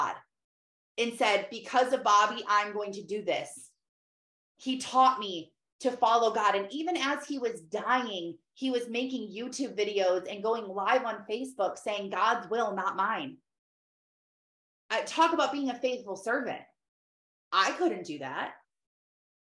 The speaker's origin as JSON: {"language": "English", "region": "Michigan", "country": "United States", "said": "I'm from Michigan"}